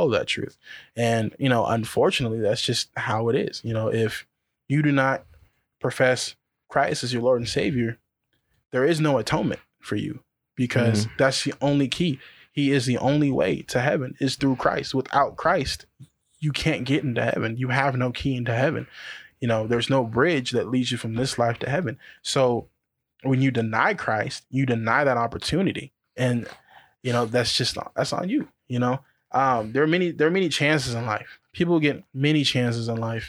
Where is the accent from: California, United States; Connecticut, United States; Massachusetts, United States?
California, United States; Colton; I grew up in Colton.